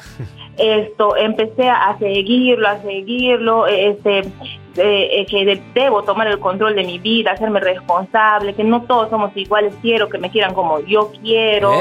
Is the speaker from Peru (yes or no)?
yes; Peru; moved away as an adult; also born or lived in Dubai, United Arab Emirates; now in United Arab Emirates; regresé a mi país, regresé a Perú y regresé embarazada